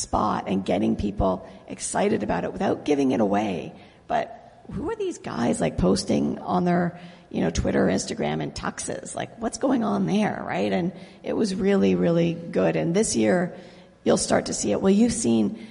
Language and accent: English; Canada; also born or lived in Lake Ontario; now in United States; I grew up in Canada